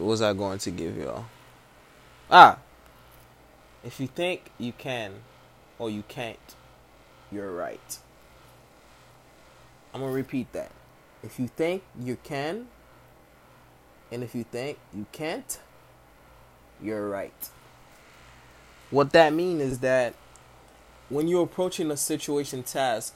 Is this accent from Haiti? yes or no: yes; Haiti; I was born in Haiti